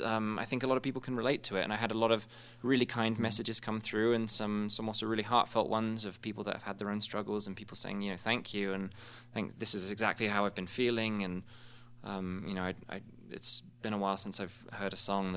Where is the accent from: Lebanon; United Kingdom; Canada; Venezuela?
United Kingdom; England; now in United States; both in my home country of England and here in the States right now.